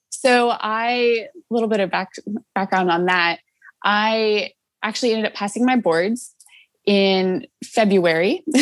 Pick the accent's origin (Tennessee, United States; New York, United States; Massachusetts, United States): Tennessee, United States; Nashville; I'm from Nashville, Tennessee.